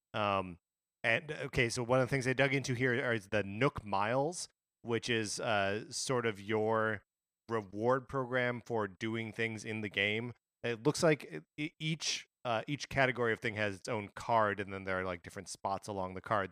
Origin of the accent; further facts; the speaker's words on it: Wisconsin, United States; being born and raised in Wisconsin